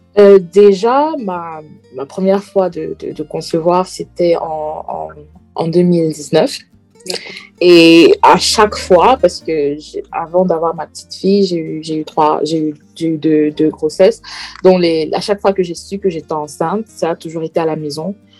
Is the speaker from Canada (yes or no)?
no; Centre, Cameroon; moved away as an adult; now in Manchester, United Kingdom; Je suis originaire du Cameroun, plus précisément la tribu du centre, euh, et je réside en ce moment à Manchester, en Angleterre